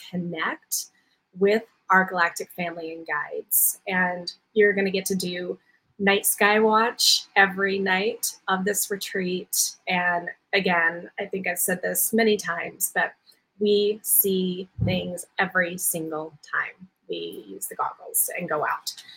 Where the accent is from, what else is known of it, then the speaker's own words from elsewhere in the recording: Waikoloa Village, Hawaii, United States; I am leading my galactic retreat here um, in Hawaii on the Big Island um, in my hometown of Waikoloa Village.